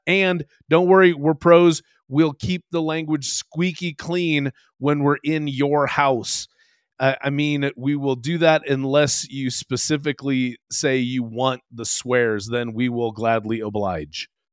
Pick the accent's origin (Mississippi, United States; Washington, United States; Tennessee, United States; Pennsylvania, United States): Washington, United States; Seattle; I grew up in Seattle, so yeah, in the late '80s and early '90s